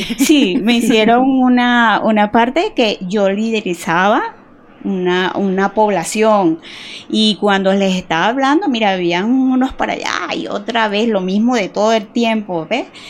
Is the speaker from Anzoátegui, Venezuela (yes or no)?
no; Yaracuy, Venezuela; moved away as an adult; also born or lived in Barquisimeto, Lara, Venezuela; now in Cali, Colombia; yo nací en Lara, en Barquisimeto, es, ahí es la tierra del Tamunangue. Ah. Lo que pasa es que yo nací ahí pequeñita, me llevaron al lado a Yaracuy